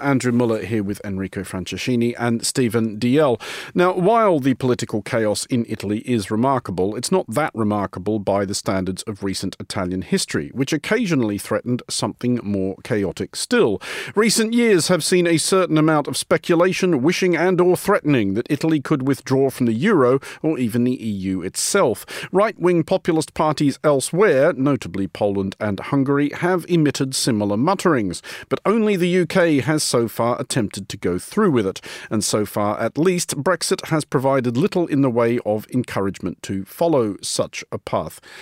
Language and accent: English; Australia; now in London, United Kingdom; an Australian living in London